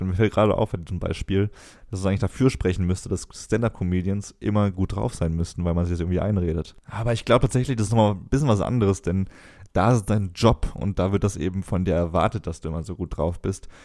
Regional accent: Cologne, North Rhine-Westphalia, Germany; muss ich als Kölner auch sagen

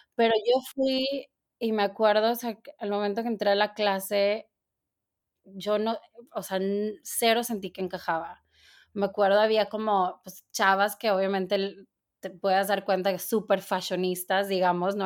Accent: Torreón, Coahuila, Mexico; moved away as an adult; now in New York, United States; yo soy, de Torreón, Coahuila y ya tengo 16 años viviendo en, Nueva York.

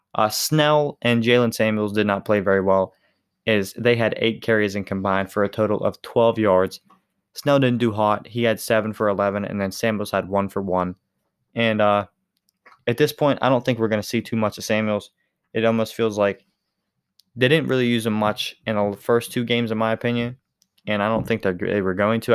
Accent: Western Pennsylvania, United States; I'm from Western Pennsylvania

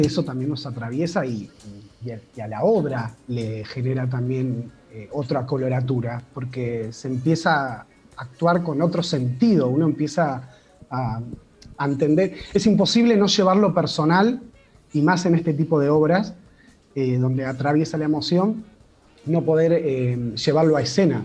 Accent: Pergamino, Buenos Aires Province, Argentina; moved away as an adult; now in Buenos Aires, Argentina; soy de Pergamino y me vine a Buenos Aires hace 20 años a, a estudiar teatro

